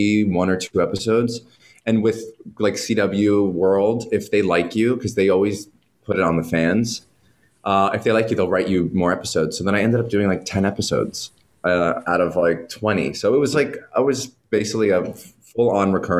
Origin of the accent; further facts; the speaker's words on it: New Jersey, United States; now in West Hollywood, United States; I'm from Jersey